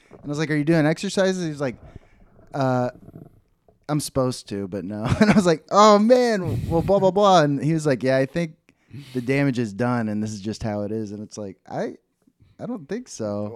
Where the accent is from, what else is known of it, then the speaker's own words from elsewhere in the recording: Dallas, Texas, United States; where I grew up in Dallas